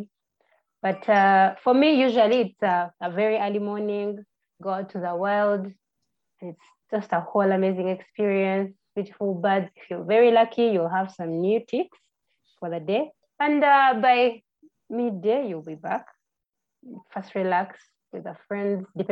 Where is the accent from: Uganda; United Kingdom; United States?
Uganda; I am born and raised in Uganda. I went to school in Uganda.